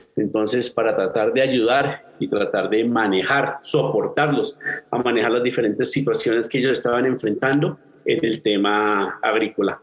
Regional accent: Colombia; soy colombiano

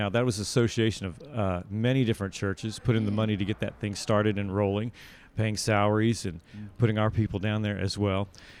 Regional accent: Los Angeles, California, United States; now in Dallas, United States; Yeah, I live in Dallas, Texas, but I was born and raised in Los Angeles, and now I work for movement.org.

